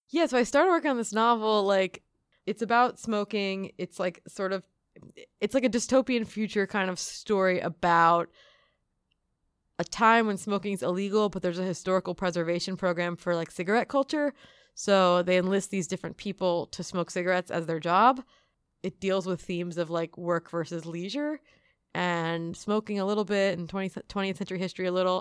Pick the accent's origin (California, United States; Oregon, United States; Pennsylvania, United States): Pennsylvania, United States; outside of Philadelphia; now in Queens, United States; I grew up outside of Philadelphia, so, like, an hour north of Philadelphia